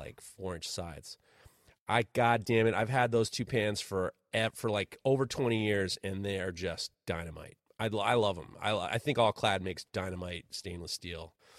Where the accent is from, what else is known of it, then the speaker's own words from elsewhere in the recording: Ohio, United States; when I was growing up in Ohio, while I was in college in Ohio